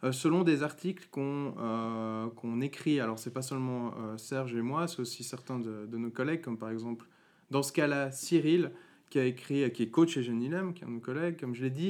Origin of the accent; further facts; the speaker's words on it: Valais, Switzerland; also born or lived in Vaud; moi je suis valaisan, je tiens à préciser.